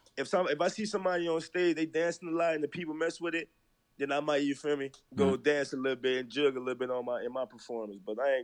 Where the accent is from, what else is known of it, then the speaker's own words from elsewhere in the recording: New Orleans, Louisiana, United States; I'm from the Sixth Ward.